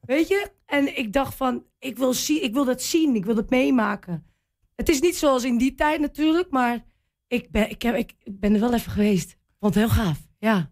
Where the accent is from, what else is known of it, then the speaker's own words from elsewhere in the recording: Wierden, Overijssel, Netherlands; Ja, ik ben hier geboren. Althans, in Wierde geboren